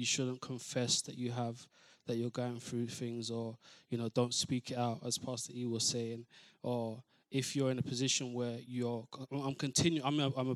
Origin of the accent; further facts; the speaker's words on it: London, United Kingdom; I'm from East London